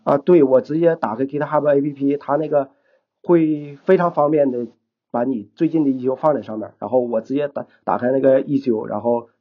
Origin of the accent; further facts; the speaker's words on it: Shenyang, Liaoning, China; accent: Northeastern; moved away as an adult; now in Dalian, China; 我是沈阳人